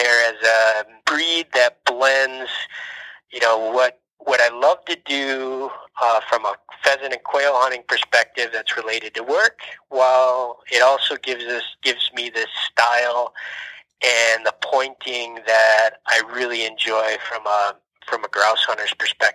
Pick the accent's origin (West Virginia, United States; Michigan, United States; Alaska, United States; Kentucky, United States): Michigan, United States; Escanaba; moved away as an adult; also born or lived in Minnesota; named after my hometown